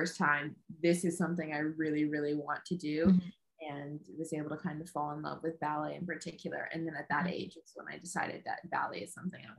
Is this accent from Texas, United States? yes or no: yes; Houston, Texas, United States; moved away as an adult; also born or lived in Oregon; now in Birmingham, United Kingdom; I'm from Houston, Texas.